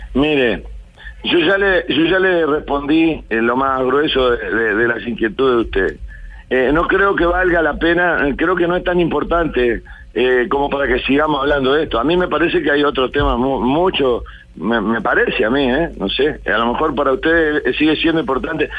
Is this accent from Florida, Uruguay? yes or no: yes; Florida, Uruguay; de mi pueblo, de Florida